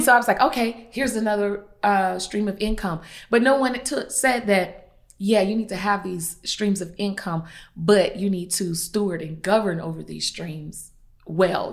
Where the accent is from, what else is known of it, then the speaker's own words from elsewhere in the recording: Columbia, South Carolina, United States; I'm from Columbia, South Carolina